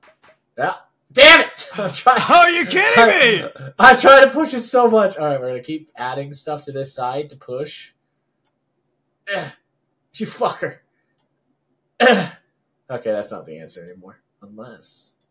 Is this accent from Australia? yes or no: no; Philippines; I'm Filipino.